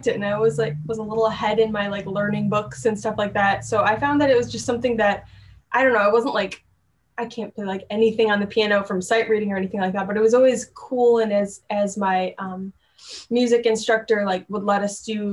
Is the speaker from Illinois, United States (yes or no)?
yes; Chicago suburbs, Illinois, United States; also born or lived in Elgin, Illinois; I was born in Elgin, Illinois